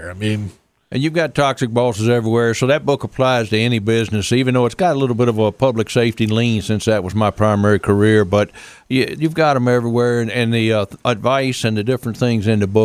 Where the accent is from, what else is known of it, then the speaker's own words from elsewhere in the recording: New York City, New York, United States; I, uh, I actually I was born and raised in New York City.